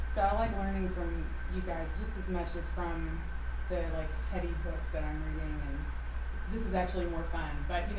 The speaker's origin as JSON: {"language": "English", "town": "Florence", "region": "Alabama", "country": "United States", "tie": "born or raised there", "said": "I grew up in Florence, Alabama."}